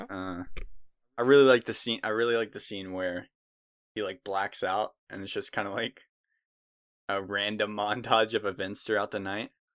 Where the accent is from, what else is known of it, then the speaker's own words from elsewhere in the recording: United States; I'm white. I'm a dude. I was born in America.